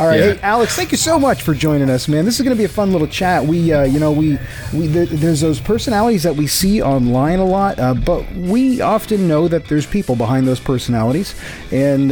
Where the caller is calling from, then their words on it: Mississauga, Ontario, Canada; I'm calling in from Mississauga, Ontario.